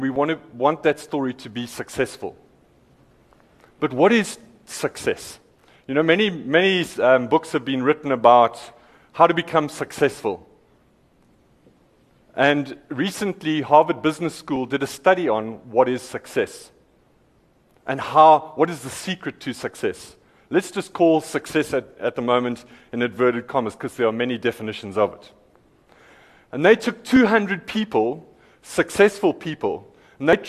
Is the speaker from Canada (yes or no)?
no; Eastern Cape, South Africa; I'm from the Eastern Cape